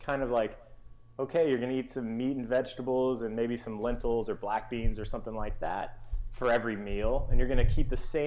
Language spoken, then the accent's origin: English; Memphis, Tennessee, United States; I grew up in Memphis, Tennessee.